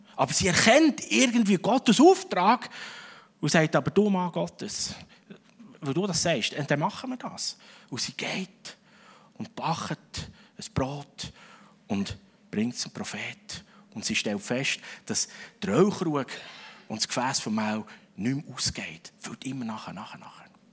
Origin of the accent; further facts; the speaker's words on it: Switzerland; als Schweizer